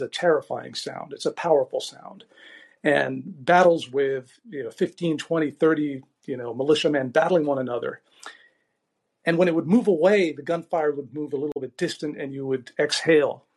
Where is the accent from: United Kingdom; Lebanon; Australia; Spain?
Lebanon; Beirut, Beirut Governorate; moved away; settled in Beirut in the 1960s when it was called the Paris of the Middle East. And Beirut really was an unbelievable place, just an idyllic place. And the first 10 years of my life were sort of like a postcard of Mediterranean life